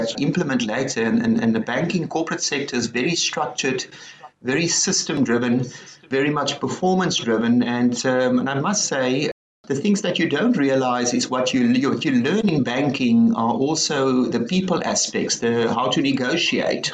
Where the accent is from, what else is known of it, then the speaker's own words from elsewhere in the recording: Stellenbosch, Western Cape, South Africa; I grew up in Stellenbosch